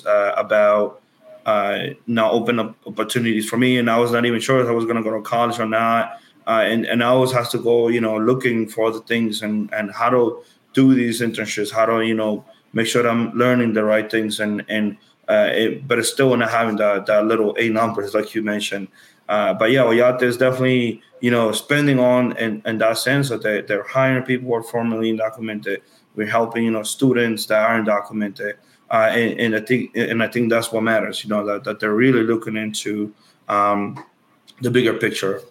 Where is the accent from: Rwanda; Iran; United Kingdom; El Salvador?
El Salvador; now in New York City, United States; I am originally from El Salvador